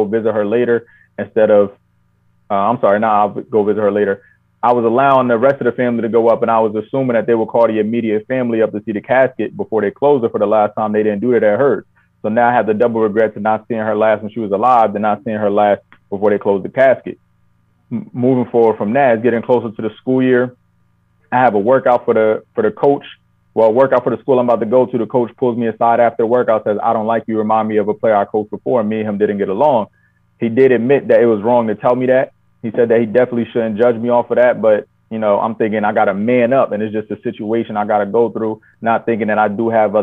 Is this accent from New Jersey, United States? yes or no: yes; New Jersey, United States; being born and raised in Jersey and just close to New York